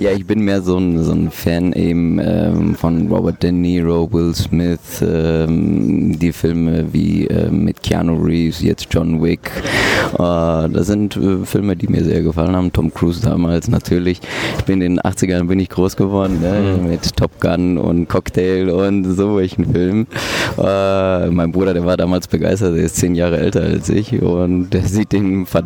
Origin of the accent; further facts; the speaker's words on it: Bochum, North Rhine-Westphalia, Germany; born there; mein Vater hatte ein Restaurant und ähm, auch in Bochum Langdreher, wo ich geboren bin.